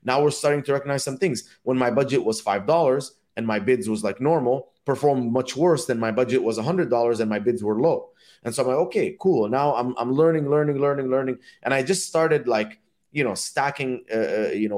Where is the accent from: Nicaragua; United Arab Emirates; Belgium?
United Arab Emirates; Dubai; also born or lived in Egypt; now in United States; my parents are from Egypt, and I grew up in Dubai.